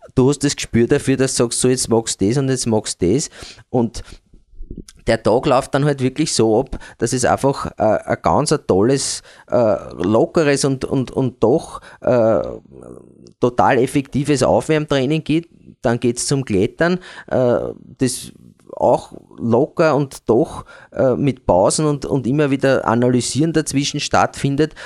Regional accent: Eastern Austria, Austria; bei uns in Ostösterreich

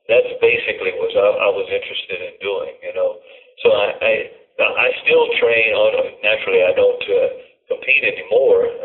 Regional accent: Louisiana, United States; now in California, United States; I'm originally from Louisiana.

